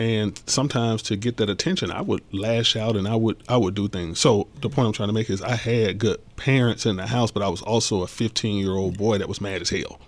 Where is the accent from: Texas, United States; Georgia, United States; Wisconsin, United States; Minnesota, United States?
Georgia, United States; College Park; as a teenager growing up in College Park